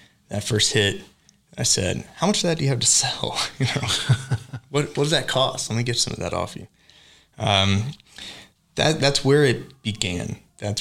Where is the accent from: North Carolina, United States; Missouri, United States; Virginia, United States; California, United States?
North Carolina, United States; Fayetteville; moved away as an adult; now in Tulsa, United States; I'm from Fayetteville, North Carolina, born and raised